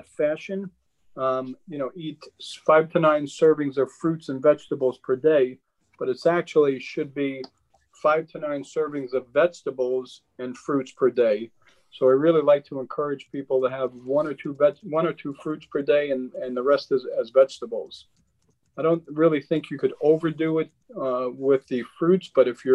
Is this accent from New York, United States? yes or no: yes; New York, United States; I grew up in Queens, the whole entire block, we lived on a block with row houses